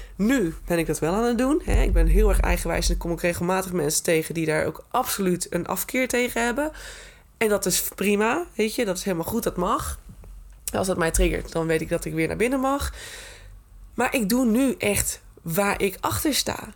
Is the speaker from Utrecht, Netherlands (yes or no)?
no; Groningen, Netherlands; Ik ben echt een Groninger in hart en nieren